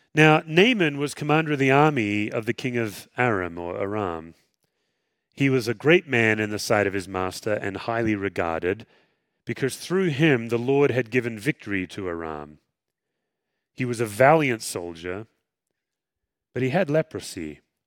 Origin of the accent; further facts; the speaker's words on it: Western Australia, Australia; moved away; I grew up swimming in the Indian Ocean